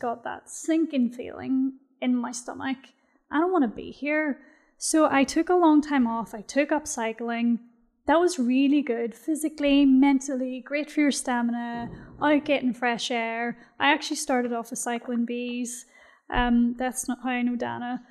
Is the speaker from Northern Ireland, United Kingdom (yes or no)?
yes; Belfast, Northern Ireland, United Kingdom; moved away as an adult; now in Bahrain